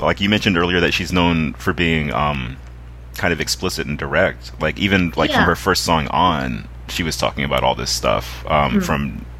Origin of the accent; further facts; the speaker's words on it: the South, United States; the young women I grew up around in the South